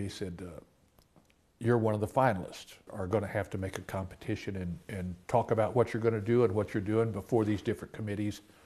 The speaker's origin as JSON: {"language": "English", "region": "Oklahoma", "country": "United States", "tie": "born or raised there"}